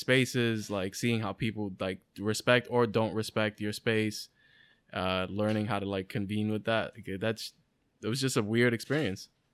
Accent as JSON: {"language": "English", "town": "New York City", "region": "New York", "country": "United States", "tie": "born or raised there", "said": "we're from the Bronx and all this shit, and, like, we didn't grow up in, like, the best areas"}